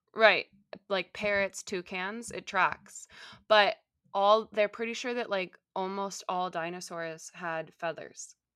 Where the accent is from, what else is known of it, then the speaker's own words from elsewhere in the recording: Southern California, United States; I grew up in Southern California